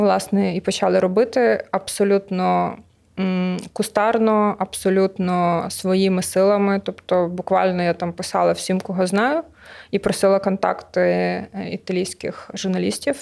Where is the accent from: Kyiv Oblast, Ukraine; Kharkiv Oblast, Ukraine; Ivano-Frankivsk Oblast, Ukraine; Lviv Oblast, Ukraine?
Lviv Oblast, Ukraine; Lviv; now in Kyiv, Ukraine; Я сама зі Львова.